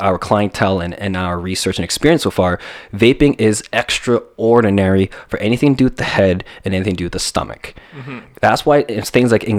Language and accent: English; Calgary, Alberta, Canada; moved away as an adult; also born or lived in Toronto; now in Calgary, Canada; born and raised in Calgary